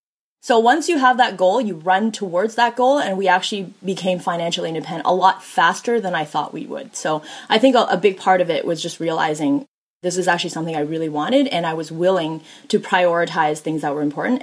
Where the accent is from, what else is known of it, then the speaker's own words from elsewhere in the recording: Canada; also born or lived in China; I grew up poor and I wasn't actually born in Canada. I was born in China.